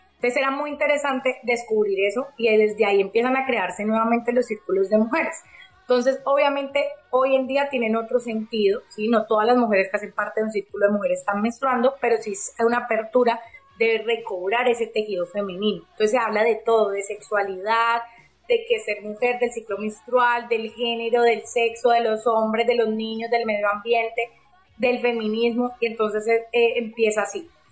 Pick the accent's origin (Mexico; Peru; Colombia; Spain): Colombia; Cali, Valle del Cauca; yo soy de Cali, Colombia, estoy acá en Cali, Colombia